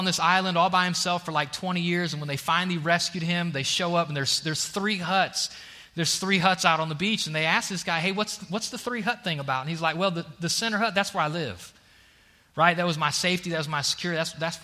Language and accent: English; Ohio, United States; moved away as an adult; now in Alabama, United States; I'm out of Ohio, but I still got Ohio in me